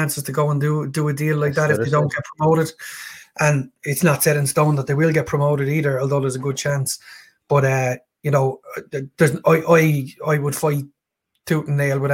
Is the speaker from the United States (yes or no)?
no; Ireland; being an Irishman